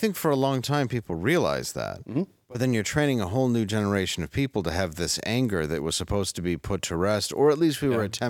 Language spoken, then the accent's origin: English; United States; We're also American